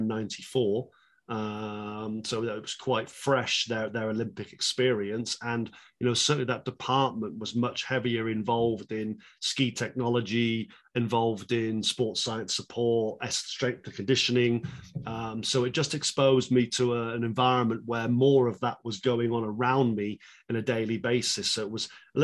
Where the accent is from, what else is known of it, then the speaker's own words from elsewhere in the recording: England, United Kingdom; moved away; I'm from England, right? I mean, there's not a snow hill within, hundreds of miles. I as a British person